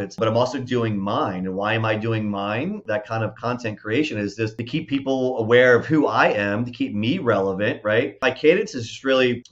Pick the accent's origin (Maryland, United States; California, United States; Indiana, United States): Maryland, United States; Baltimore; moved away as an adult; also born or lived in Minot, North Dakota; now in Texas, United States; I grew up in Baltimore, Maryland, which is, you know, about an hour away from D.C.